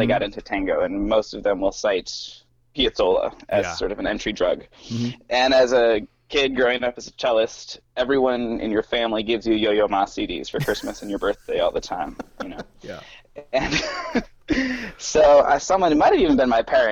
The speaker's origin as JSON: {"language": "English", "town": "La Crosse", "region": "Wisconsin", "country": "United States", "tie": "born or raised there", "also_born_or_lived": "Madison", "moved": "as an adult", "lives_now": "Washington, D.C., United States", "said": "I grew up in Wisconsin in La Crosse"}